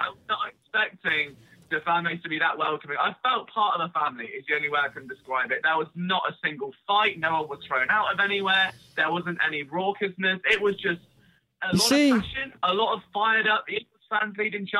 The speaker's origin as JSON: {"language": "English", "region": "England", "country": "United Kingdom", "said": "I'm British and, you know, living in England."}